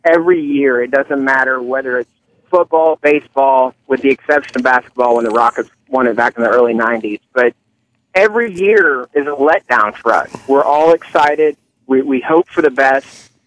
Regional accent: Houston, Texas, United States; being born and raised in Houston

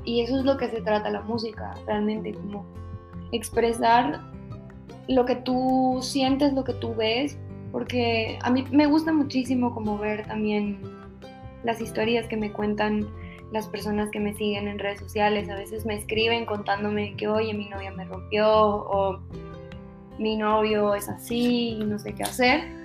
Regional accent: Monterrey, Nuevo León, Mexico; de donde yo soy, de Monterrey, Aquí realmente tampoco hay una gran industria

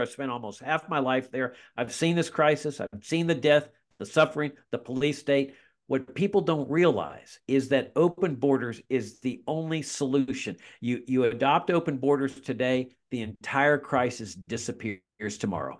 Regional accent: Laredo, Texas, United States; my hometown of Laredo, Texas

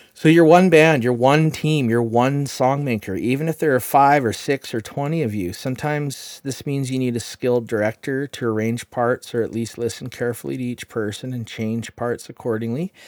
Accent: Chilliwack, British Columbia, Canada; I'm from Chilliwack.

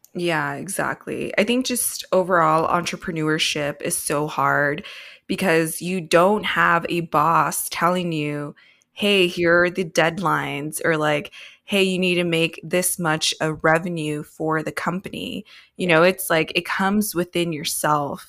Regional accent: California, United States; I'm born and raised in California

